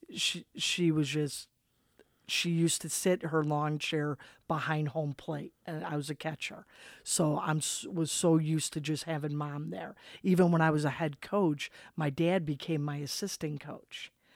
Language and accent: English; Chicago, Illinois, United States; grew up, uh, southeast side of Chicago